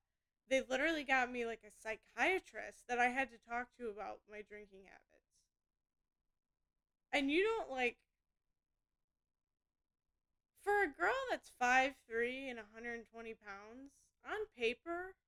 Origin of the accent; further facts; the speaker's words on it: Indiana, United States; also born or lived in Michigan; I'm from Indiana, and, like, I don't know if, like, I just live in, like, too small of a town